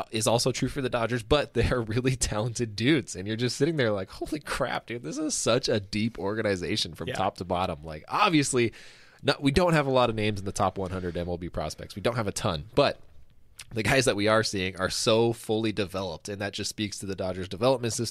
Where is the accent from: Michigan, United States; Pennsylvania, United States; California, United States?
California, United States; Inland Empire; also born or lived in Orange County, California; 909 IE. That's my hometown.